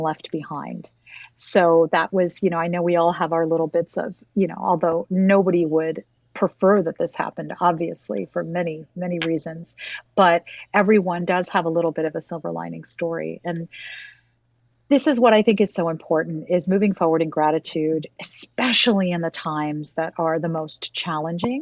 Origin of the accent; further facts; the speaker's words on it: New York, United States; as a New Yorker